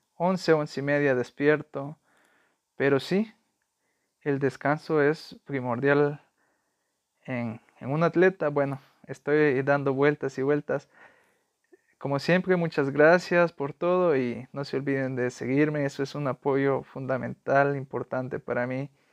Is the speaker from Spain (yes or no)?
no; El Salvador; soy salvadoreño